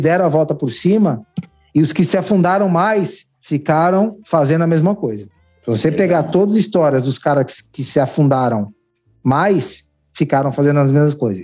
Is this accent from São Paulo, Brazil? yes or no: yes; São Paulo, Brazil; Eu sou nascido e criado em São Miguel Paulista, extremo leste de São Paulo